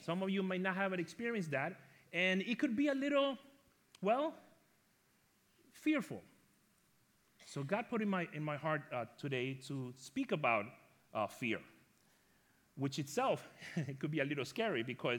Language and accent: English; New York, United States; And just so you know, I am from New York, and I am Latino.